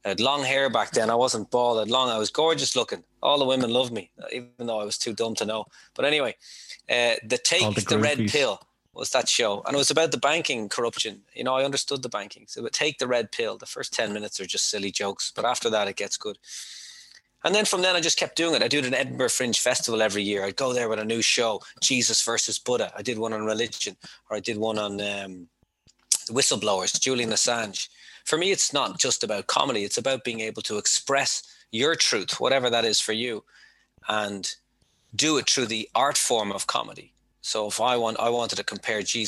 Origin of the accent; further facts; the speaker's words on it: Dublin, Leinster, Ireland; moved away as an adult; also born or lived in Mount Merrion / Tokyo; I'm from Dublin. I'm from Dublin. Rathfarnham is where I grew up, but I lived in Mount Merion with my grandmother for many years